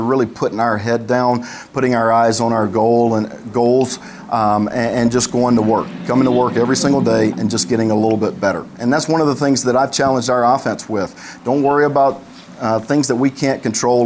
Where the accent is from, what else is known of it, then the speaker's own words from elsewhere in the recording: Montgomery, Alabama, United States; I'm from Alabama, Montgomery guy